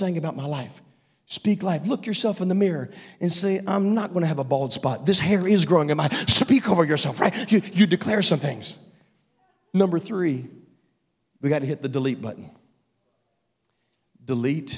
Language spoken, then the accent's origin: English; Virginia, United States; I grew up in Virginia, and we used to, as a family, go to this place called Hungry Mother Park